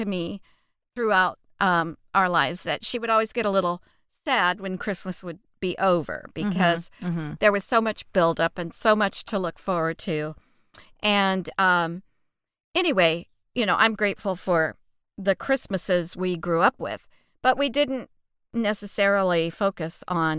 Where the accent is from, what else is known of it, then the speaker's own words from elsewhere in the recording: Texas, United States; We grew up in the Bible Belt of Texas and grew up in church and had a godly mother.